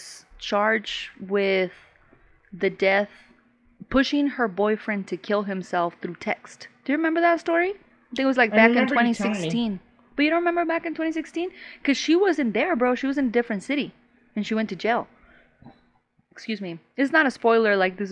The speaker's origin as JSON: {"language": "English", "region": "Chihuahua", "country": "Mexico", "tie": "born or raised there", "first_language": "Spanish", "second_language": "English", "moved": "yes", "said": "I was raised in Chihuahua."}